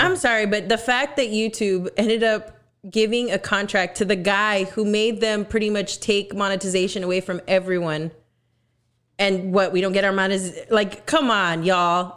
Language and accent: English; Texas, United States; I am from Texas